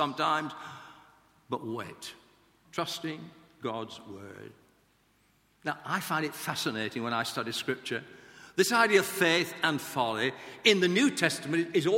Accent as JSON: {"language": "English", "town": "Blackburn", "region": "North West England", "country": "United Kingdom", "tie": "born or raised there", "said": "I went to a grammar school in Lancashire, in Blackburn, my hometown"}